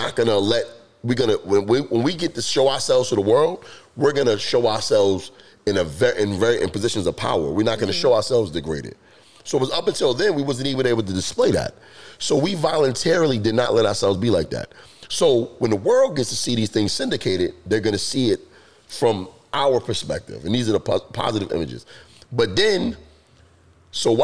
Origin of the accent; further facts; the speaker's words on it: New York City, New York, United States; I grew up in New York City